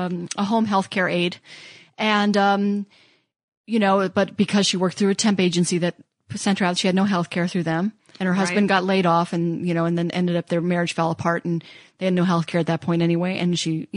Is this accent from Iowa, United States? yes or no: yes; Iowa, United States; moved away; I'm from Iowa originally.